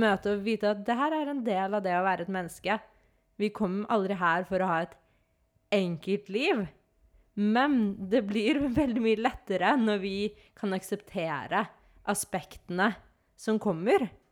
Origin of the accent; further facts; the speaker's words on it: Norway; når jeg er hjemme i Norge